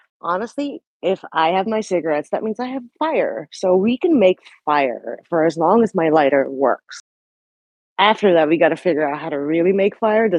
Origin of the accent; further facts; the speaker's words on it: New Zealand; moved away; also born or lived in Philippines; I may have been born in the Philippines, but I grew up in New Zealand where the weather was like 70 degrees was considered hot.